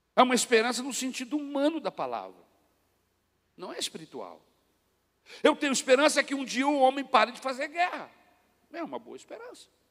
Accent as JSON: {"language": "Portuguese", "country": "Brazil", "said": "nós brasileiros"}